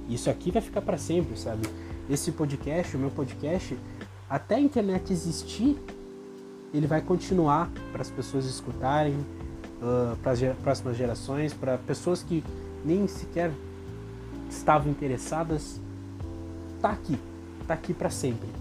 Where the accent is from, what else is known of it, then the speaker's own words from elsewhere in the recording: Brazil; como brasileiro